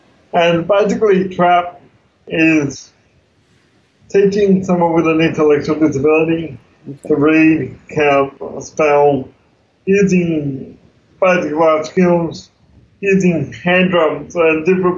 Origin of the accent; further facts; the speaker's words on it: Tasmania, Australia; now in Melbourne, Australia; I moved to Melbourne in 92 from Tassie, and I worked in IT for a long time